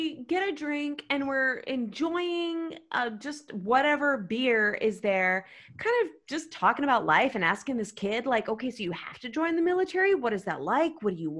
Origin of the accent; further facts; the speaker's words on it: United States; I hated telling people I was American.